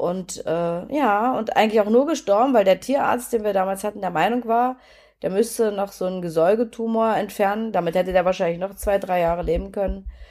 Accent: Germany; ich bin ja in der DDR geboren

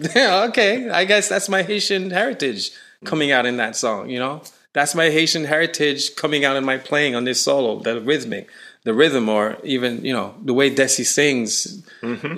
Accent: Canada; I'm from Canada, but even Canada, we're heavily influenced by the U.S.

